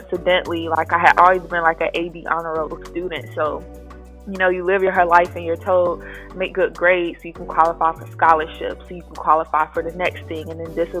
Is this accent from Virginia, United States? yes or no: no; Raleigh, North Carolina, United States; moved away as an adult; now in Atlanta, United States; I am a 25-year-old North Carolinian, born and raised in Raleigh, NC. I transitioned to Atlanta, Georgia 5 years ago now